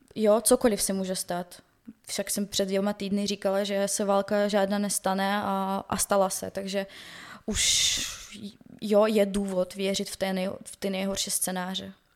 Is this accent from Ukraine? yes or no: yes; Donetsk, Donetsk Oblast, Ukraine; Czech is a second language; now in Czech Republic; jsem z Doněcku